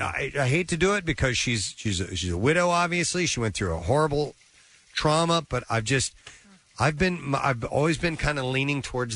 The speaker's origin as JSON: {"language": "English", "town": "St. Louis", "region": "Missouri", "country": "United States", "tie": "born or raised there", "moved": "yes", "said": "So, and in fact, I grew up in St. Louis."}